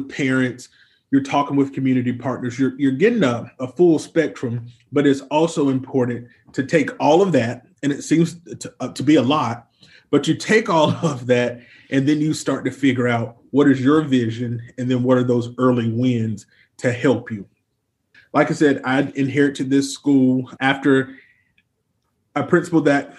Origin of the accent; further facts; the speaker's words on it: Eastern North Carolina, United States; I'm from Eastern North Carolina